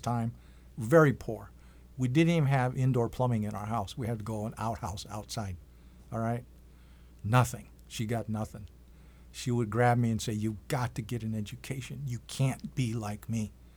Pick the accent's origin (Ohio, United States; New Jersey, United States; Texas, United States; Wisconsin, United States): Wisconsin, United States; Green Bay; now in Iowa City, United States; Originally, I'm from the Oneida Indian Reservation in, uh, Green Bay, Wisconsin